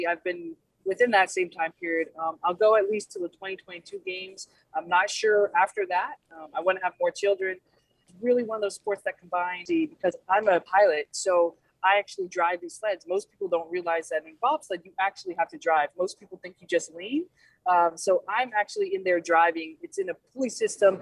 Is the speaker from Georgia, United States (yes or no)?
yes; Georgia, United States; I actually grew up in Georgia, spent most of my life there, which is not a cold weather state